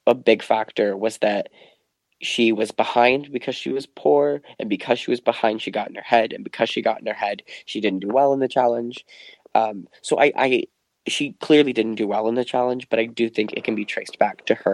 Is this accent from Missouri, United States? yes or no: yes; Missouri, United States; we're both from Missouri